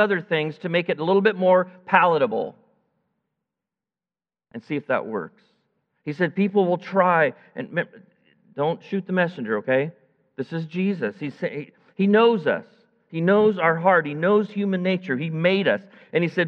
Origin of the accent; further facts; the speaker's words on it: United States; I'm an American